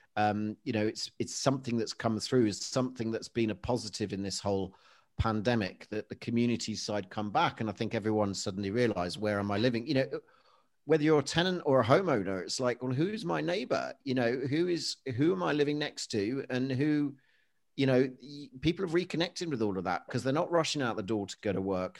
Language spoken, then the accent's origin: English; Leicester, East Midlands, United Kingdom; I'm originally from Leicestershire. I was born in Leicester.